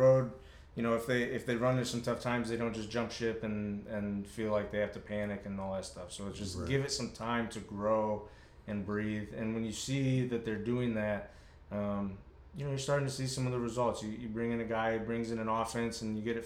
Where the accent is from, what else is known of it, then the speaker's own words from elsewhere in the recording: Iowa, United States; I was growing up in Iowa